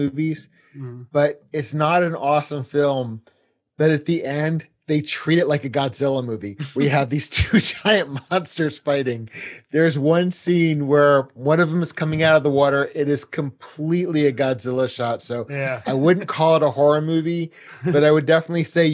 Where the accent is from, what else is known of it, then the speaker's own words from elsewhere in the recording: New Jersey, United States; I'm from New Jersey.